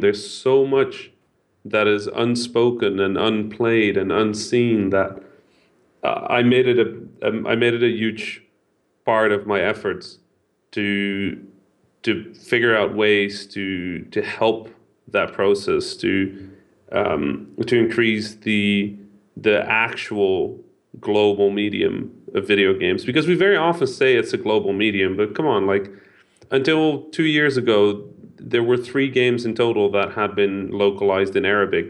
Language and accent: English; Netherlands; first language Dutch; English is a second language; I'm half Dutch, half Egyptian. I was born in the Netherlands